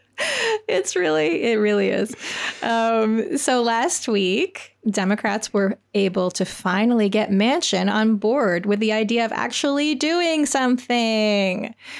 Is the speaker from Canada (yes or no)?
yes; Canada; moved away; as a Canadian who grew up and didn't learn about the American system of government